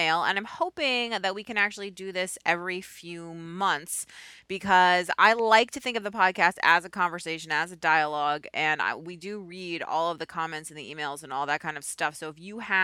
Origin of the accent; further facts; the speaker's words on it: Boston, Massachusetts, United States; moved away as an adult; also born or lived in New York; I'm a Boston kid. I grew up in Boston, despite the 17 years or so I spent in New York in the middle.